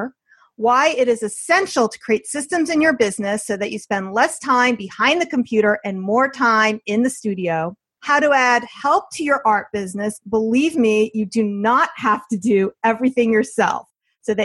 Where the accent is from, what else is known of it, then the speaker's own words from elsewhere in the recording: New Jersey, United States; now in Westchester, United States; I'm from New Jersey also